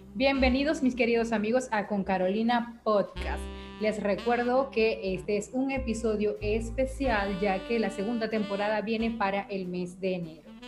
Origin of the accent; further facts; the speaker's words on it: Venezuela; en el caso de venezolanos, que tenemos muchas familias